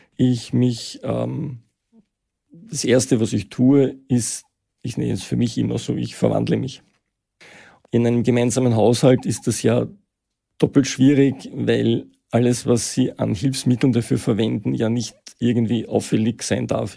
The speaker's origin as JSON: {"language": "German", "region": "Vienna", "country": "Austria", "tie": "born or raised there", "said": "Ich bin Mitte der 60er Jahre geboren in Wien, ähm, habe Schule und Studium in Wien absolviert"}